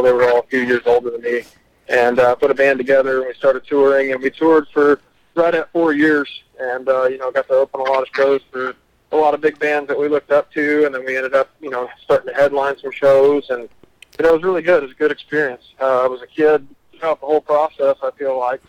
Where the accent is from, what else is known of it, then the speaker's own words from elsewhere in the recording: Fort Worth, Texas, United States; I'm obviously from the Fort Worth area